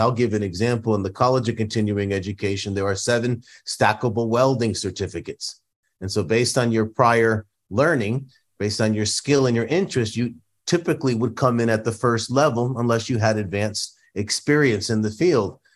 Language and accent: English; Northeast, United States; now in San Diego, United States; I come from the Northeast. uh, a town that was largely Catholic Italian. Um, and many of my neighbors, you know, produced homemade Italian food for me as a kid growing up.